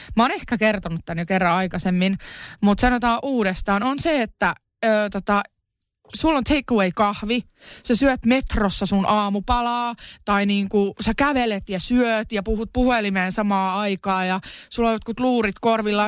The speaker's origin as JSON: {"language": "Finnish", "town": "Kerava", "region": "Uusimaa", "country": "Finland", "tie": "born or raised there", "said": "mä oon Keravalta kotosi"}